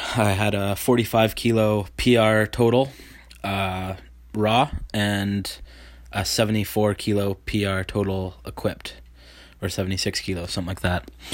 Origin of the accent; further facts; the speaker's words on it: Vancouver Island, BC, British Columbia, Canada; I am a powerlifter from Vancouver Island, uh, B C Canada